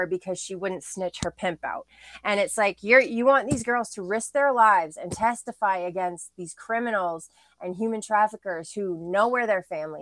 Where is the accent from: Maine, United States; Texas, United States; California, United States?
Maine, United States; Bangor; also born or lived in Quincy, Illinois; we moved up to Bangor, Maine when I was, or the Bangor area when I was like two. And I pretty much grew up there